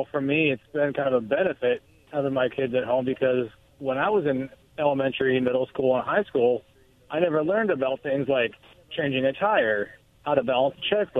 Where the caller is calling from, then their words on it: Pasco, Washington, United States; It's … in Pasco.